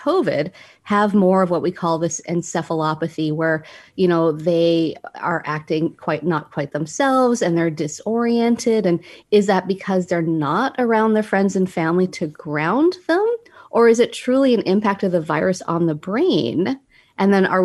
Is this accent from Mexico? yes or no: no; Canada; now in United States; I'm Canadian.